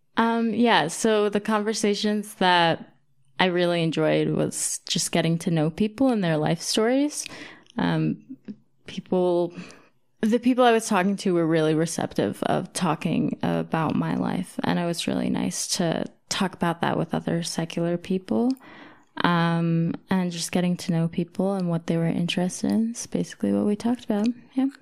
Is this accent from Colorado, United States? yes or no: no; Pennsylvania, United States; also born or lived in Battle Creek, Michigan / Maine; now in Denver, United States; I grew up in Pennsylvania